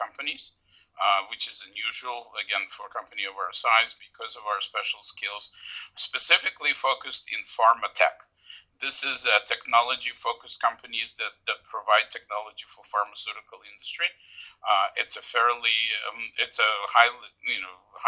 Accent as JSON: {"language": "English", "town": "Odesa", "region": "Odesa Oblast", "country": "Ukraine", "tie": "born or raised there", "moved": "yes", "lives_now": "United States", "said": "I was born in Odessa when it still was under Soviet Union. My parents and I immigrated to the United States in late 70s, early 80s. I was educated here in the United States"}